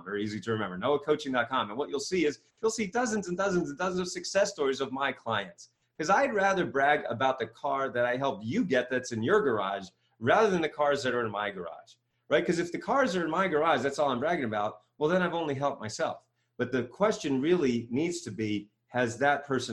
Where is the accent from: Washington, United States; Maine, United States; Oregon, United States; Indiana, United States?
Maine, United States; moved away as an adult; now in Ohio, United States; I grew up in Maine